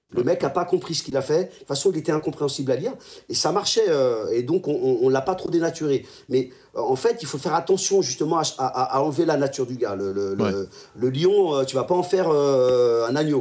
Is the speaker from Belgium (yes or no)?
no; France; je sois français